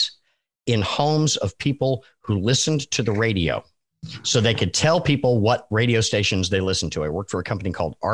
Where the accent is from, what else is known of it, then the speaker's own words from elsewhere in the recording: New England, United States; I learned how to drive in New England